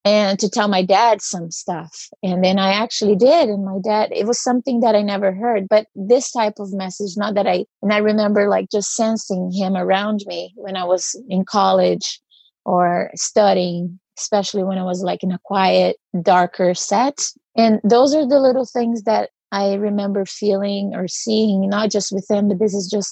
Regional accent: Brazil; moved away as an adult; now in United States; So I grew up in Brazil and I moved to the US when I was 23.

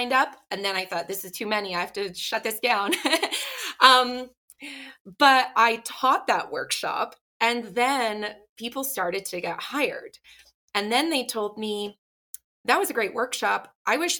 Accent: Ottawa, Ontario, Canada; moved away as an adult; also born or lived in New York City; now in Salt Lake City, United States; I grew up in Ottawa, Canada

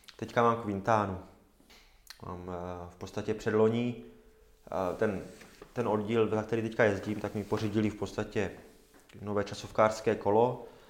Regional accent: Zábřeh, Olomouc Region, Czechia; moved away; pocházím ze Zábřeha

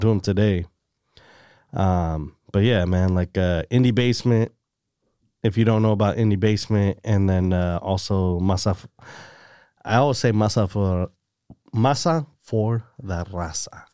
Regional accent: Salinas, California, United States; Born and raised Salinas, California

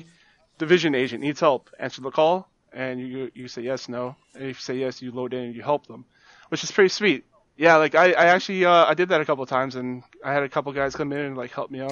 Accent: Canada; as a Canadian, non-American

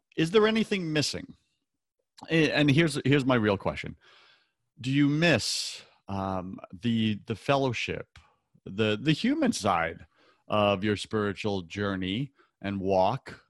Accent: Long Island, New York, United States; growing up on Long Island

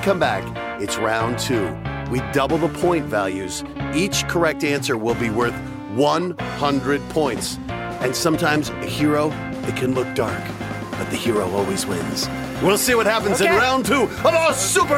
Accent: Colorado, United States; My home state

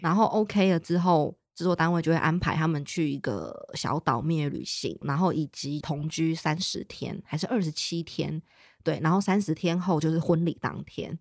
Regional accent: Taiwan; 因为我们是台湾人

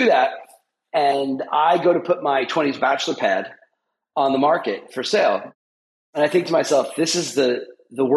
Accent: New York, United States; also born or lived in Boston area; now in Boston, United States; I'm originally from New York, but I live in the Boston area.

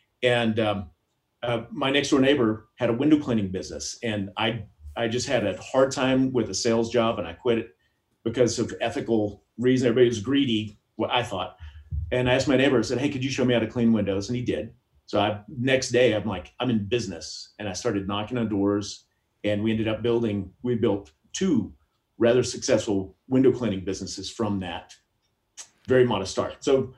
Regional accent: between Lubbock and Amarillo, Northwest Texas, United States; moved away as an adult; now in Missoula, United States; I grew up in Northwest Texas between Lubbock and Amarillo, a classic flatlander, where it's dirt and it's flatter than the ocean.

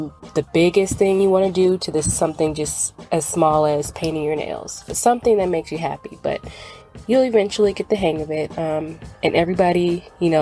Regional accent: Dallas, Texas, United States; I am from Dallas, Texas

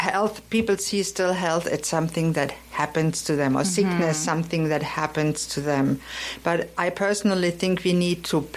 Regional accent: Germany; moved away as an adult; now in Canada; Because I come from Germany.

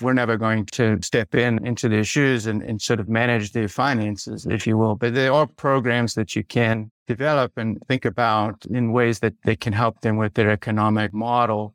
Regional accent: South Africa; moved away as an adult; now in United States; I grew up in South Africa and, and I did my, my undergrad actually in South Africa

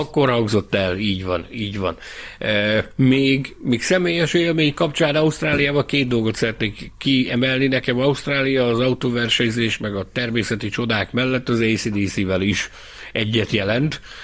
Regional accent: Hungary; én Magyarországról jöttem

